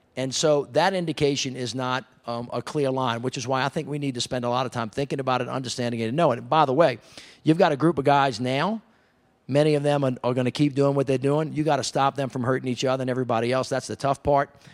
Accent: the South, United States; I'm from the South.

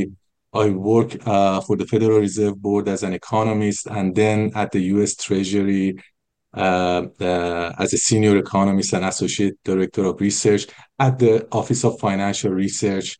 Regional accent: Tehran, Tehran Province, Iran; moved away as an adult; now in United States; I was born in Iran. Yeah. Tehran.

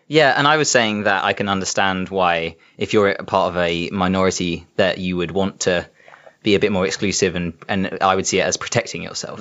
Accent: South East England, United Kingdom; I grew up in Southeast England.

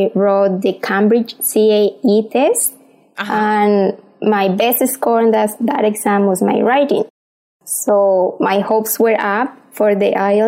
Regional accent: Colombia; English is a second language; moved away as an adult; now in Australia; I'm from Colombia, but currently living in Australia.

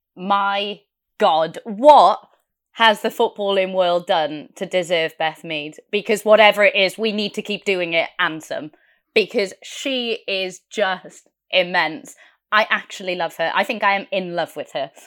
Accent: Wales, United Kingdom; I'm Welsh

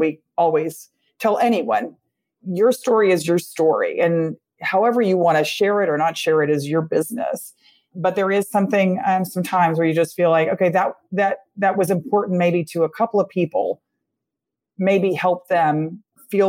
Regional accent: Texas, United States; my home state of Texas

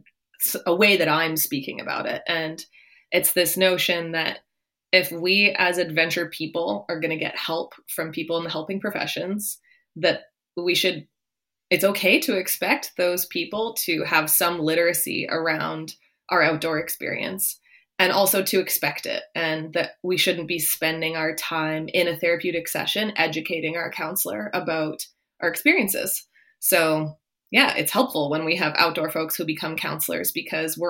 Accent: Ontario, Canada; moved away; I'm from Ontario originally.

